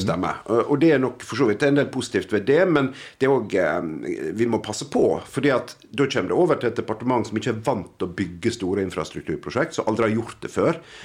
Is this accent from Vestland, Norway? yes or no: yes; Nordfjord, Vestland, Norway; for meg som nordfjording